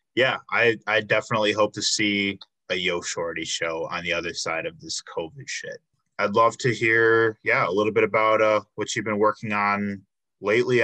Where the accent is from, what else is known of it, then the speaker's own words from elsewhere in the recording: outside of Chicago, Illinois, United States; moved away as an adult; now in Milwaukee, United States; I grew up outside of Chicago, but um, I've been in Milwaukee for like seven years